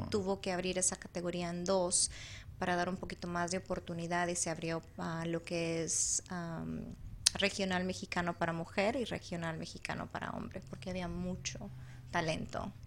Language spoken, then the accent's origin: Spanish; El Salvador; now in Arizona, United States; Yo soy salvadoreña, ah, nací en El Salvador Salvador